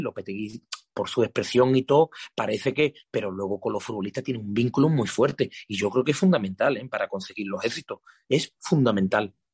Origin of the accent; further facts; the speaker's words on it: Guadiaro, Andalusia, Spain; el campo del Guadiaro, de donde es mi pueblo